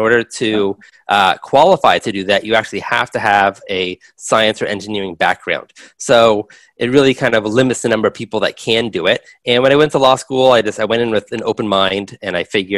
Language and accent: English; Los Angeles, California, United States; I grew up in Los Angeles